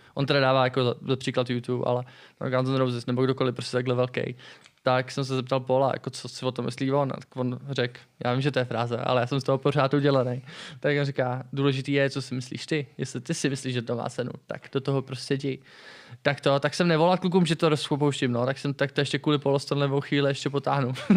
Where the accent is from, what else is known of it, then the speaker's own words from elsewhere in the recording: Czechia; jako správně Čech